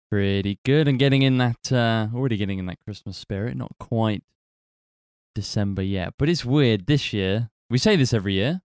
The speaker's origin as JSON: {"language": "English", "country": "United Kingdom", "said": "we are British"}